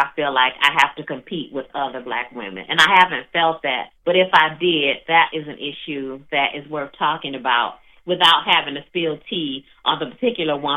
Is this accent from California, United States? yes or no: no; East St. Louis, Illinois, United States; now in Indianapolis, United States; I've been here a long time, but you know, East St. Louis is my hometown